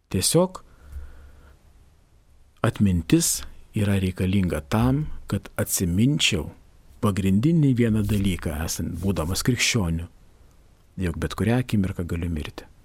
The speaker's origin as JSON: {"language": "Lithuanian", "country": "Lithuania", "said": "Mes lietuviai mes šiek tiek esam besidžiaugiantis kaimyno nelaimę."}